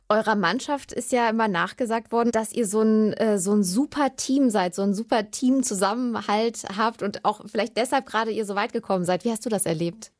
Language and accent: German; Germany; als Deutsche